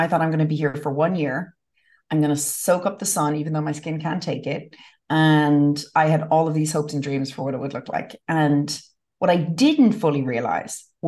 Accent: Westport, Connacht, Ireland; now in United States; I grew up in the west of Ireland

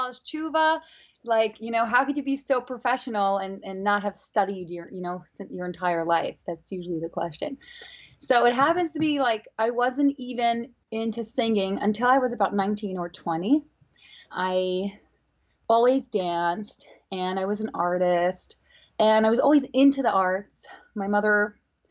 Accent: Brooklyn, New York, United States; also born or lived in Monsey, New York; I grew up in Brooklyn and I went to Bisaco Bar Park for elementary school

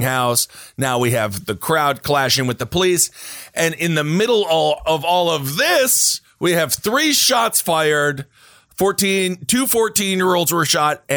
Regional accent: Wisconsin, United States; My home state of Wisconsin

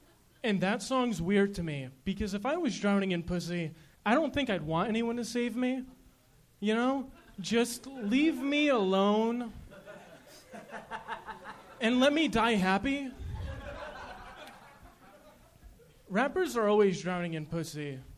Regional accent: New York, United States; I'm from New York, so I flew in for the show.

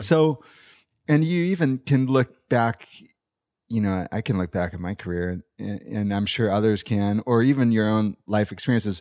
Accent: San Clemente, California, United States; growing up in San Clemente

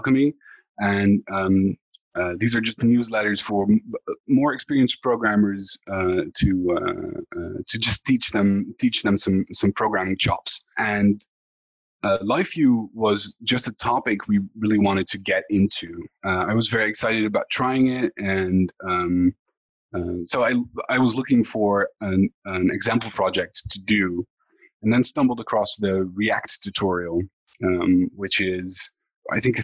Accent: Netherlands; I'm from the Netherlands.

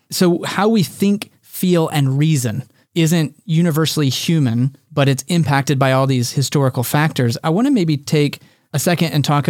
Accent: United States; but for us growing up in America in the 20th century, we've grown up with a lot of things

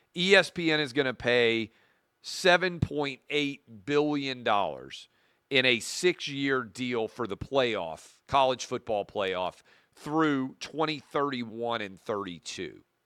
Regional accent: Nashville, Tennessee, United States; my hometown

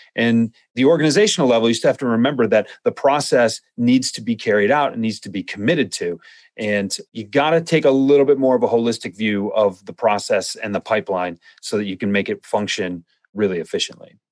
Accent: Midwest, United States; I'm from the Midwest

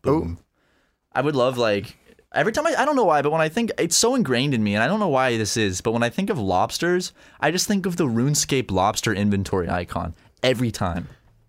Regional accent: North Charleston, South Carolina, United States; now in Los Angeles, United States; That's where I went to high school, North Charleston.

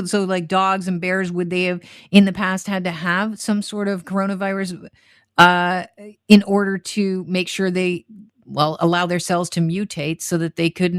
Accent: Brampton, Ontario, Canada; I spent some time growing up in the B-Dot too.

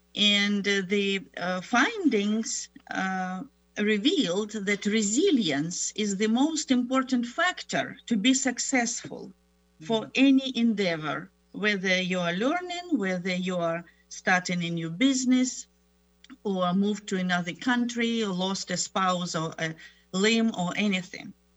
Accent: Ukraine; English is a second language; moved away as an adult; also born or lived in Germany / Moscow, Russia / Tennessee, United States; now in United States; I was born in Germany, grew up in Ukraine

